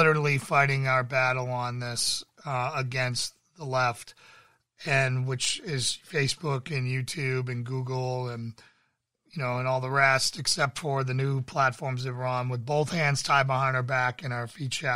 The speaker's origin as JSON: {"language": "English", "region": "Massachusetts", "country": "United States", "tie": "born or raised there", "said": "I grew up in Massachusetts"}